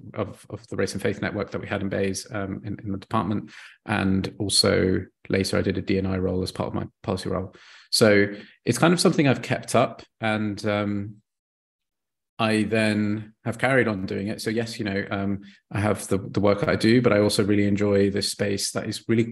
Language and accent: English; Bath, South West England, United Kingdom; moved away as an adult; also born or lived in France / Belgium; now in Brussels, Belgium; I grew up in a place called Bath